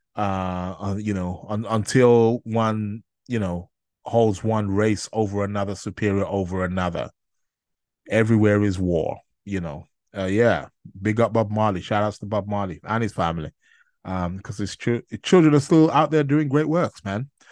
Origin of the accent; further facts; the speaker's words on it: Nigeria; being native Nigerian myself